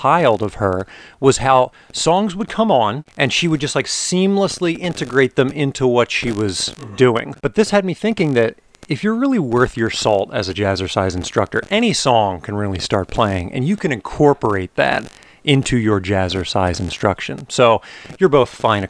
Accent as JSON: {"language": "English", "area": "outside Philadelphia", "region": "Pennsylvania", "country": "United States", "also_born_or_lived": "Penn State University, Pennsylvania", "moved": "as an adult", "lives_now": "Los Angeles, United States", "said": "I'm originally from outside Philadelphia"}